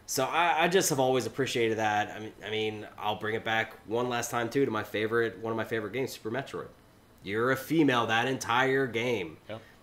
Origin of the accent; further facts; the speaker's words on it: United States; I grew up only 90 minutes outside of Dayton